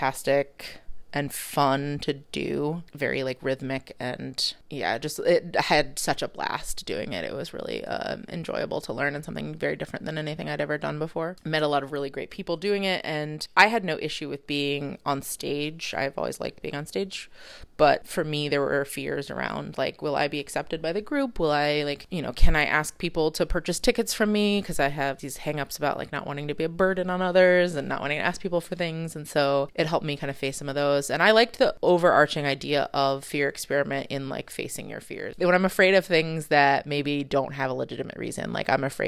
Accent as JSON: {"language": "English", "town": "New Haven", "region": "Connecticut", "country": "United States", "tie": "born or raised there", "also_born_or_lived": "China", "said": "The high school I attended was a public high school in New Haven, Connecticut. When I tell people I'm from Connecticut"}